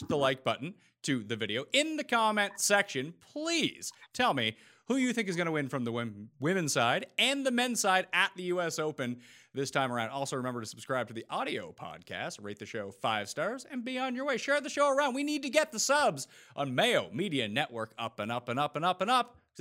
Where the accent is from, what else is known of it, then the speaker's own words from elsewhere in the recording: Canada; I'm Canadian